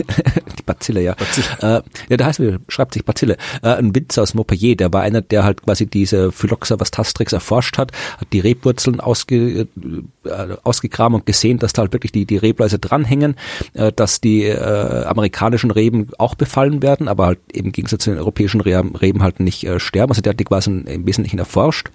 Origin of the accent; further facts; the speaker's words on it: Austria; ich bin Österreicher